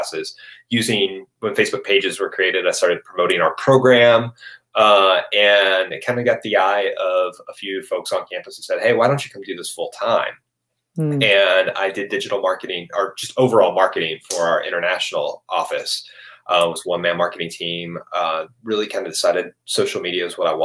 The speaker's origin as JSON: {"language": "English", "region": "Arkansas", "country": "United States", "tie": "born or raised there", "also_born_or_lived": "Texas", "moved": "as an adult", "said": "I grew up here. This is my hometown"}